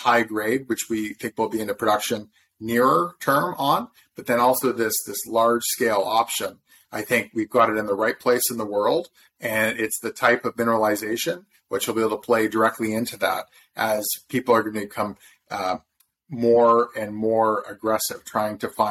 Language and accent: English; Southern Ontario, Canada; also born or lived in Toronto, Canada; I'm from Southern Ontario, but I went down to Harvard for undergrad